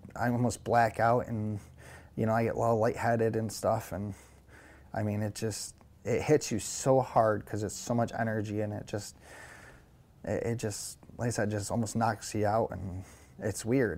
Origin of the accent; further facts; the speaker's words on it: Syracuse, New York, United States; now in Rome, United States; I'm originally from Syracuse, New York